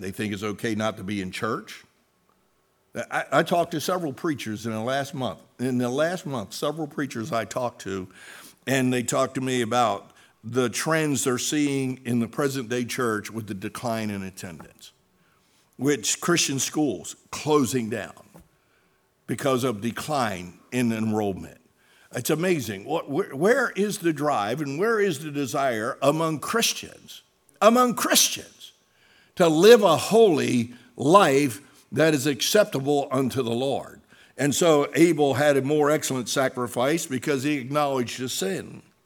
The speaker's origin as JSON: {"language": "English", "town": "Salem", "country": "United States", "tie": "born or raised there", "said": "Doctor Paul Vandermim's from my hometown in Salem"}